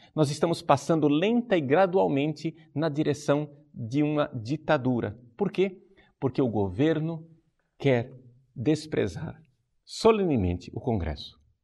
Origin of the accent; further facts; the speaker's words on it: Brazil; como brasileiros